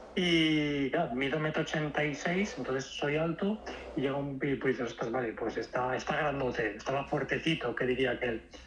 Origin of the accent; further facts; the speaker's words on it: Valencia, Valencian Community, Spain; Yo soy de Valencia